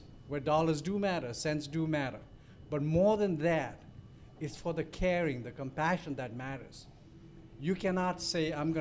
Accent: Bhutan; now in Plattsburgh, United States; I'm from Bhutan

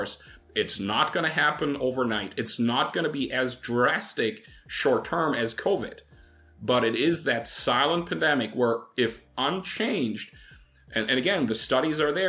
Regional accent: Germany; moved away; I come from Germany originally

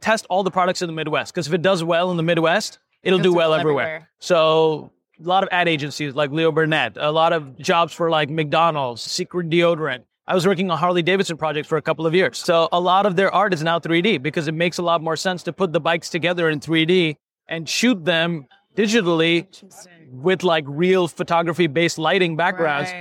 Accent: Pakistan; moved away; I grew up in Pakistan

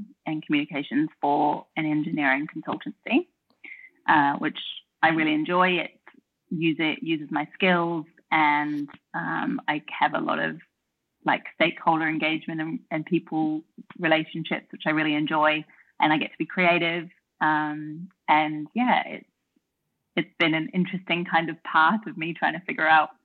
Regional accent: Auckland, New Zealand; moved away as an adult; also born or lived in United Kingdom / London / Melbourne, Australia; now in Australia; I'm from New Zealand. I grew up in Auckland, New Zealand, with my mum, my stepdad, my big brother and my little sister

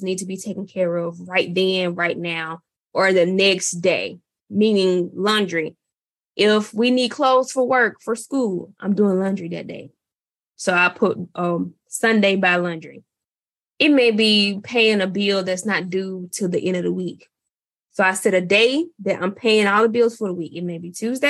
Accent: Mississippi, United States; I'm from Mississippi. I'm Southern

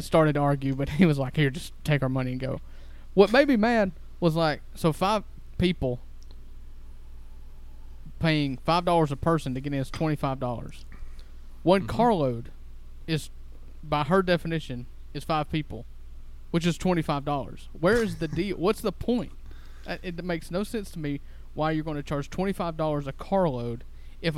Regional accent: Cottonwood, Mississippi, United States; I grew up in Cottonwood, Mississippi

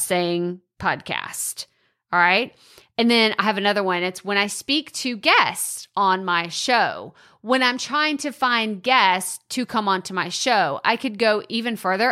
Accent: Texas, United States; accent: Texas twang; Maybe you like my accent. You love this Texas twang

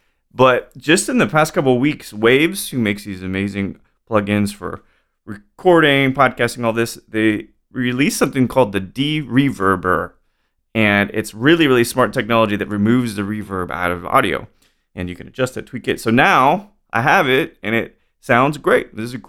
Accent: Texas, United States; I'm from Texas, right?

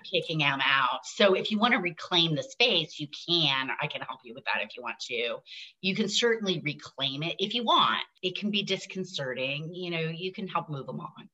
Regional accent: Hawaii, United States; also born or lived in upstate New York; the land I grew up on in Hawaii in this valley

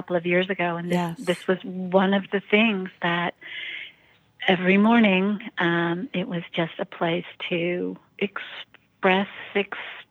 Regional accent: San Francisco, California, United States; I was raised in San Francisco

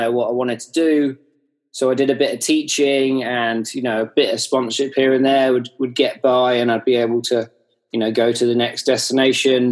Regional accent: Hayling Island, South East England, United Kingdom; I grew up on Hayling Island, and it just happens to be one of the best places in the UK for kiting.

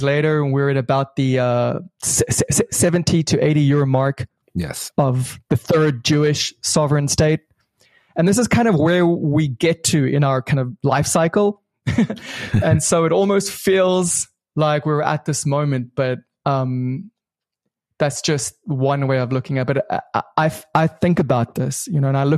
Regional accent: South Africa; moved away as an adult; also born or lived in Israel; now in Ra'anana, Israel; I was born in Israel, grew up in South Africa under apartheid

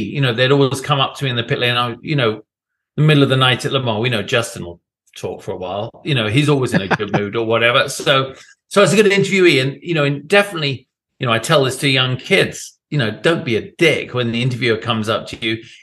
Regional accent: United Kingdom; as a British guy here, yeah, I mean, I I get hired for having being British, basically

